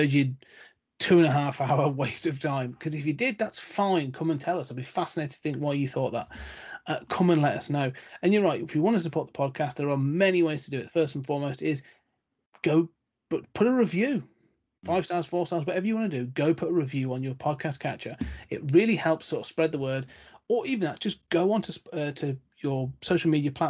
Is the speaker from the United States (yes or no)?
no; United Kingdom; as the Brit